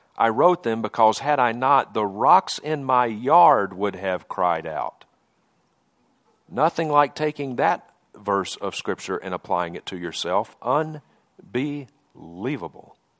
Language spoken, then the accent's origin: English; Mississippi, United States; moved away as an adult; now in Montana, United States; I grew up in Mississippi. You can probably tell from my accent, I'm not from around these parts.